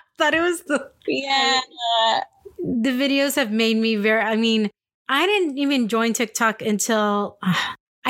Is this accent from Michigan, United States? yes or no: no; San Diego, California, United States; moved away as an adult; also born or lived in Albuquerque, New Mexico / Chandler, Arizona / Dallas, Texas; I grew up in San Diego.